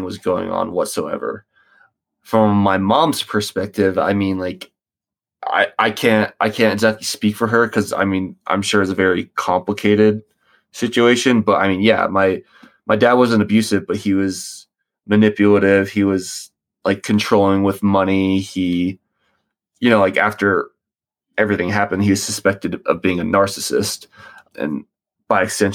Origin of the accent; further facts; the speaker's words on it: Charlotte, North Carolina, United States; also born or lived in Virginia Beach, Virginia; I was born in Virginia Beach, Virginia, 1998, and I moved to Charlotte, North Carolina with my family when I was 3, I think, in maybe like 2000, 2001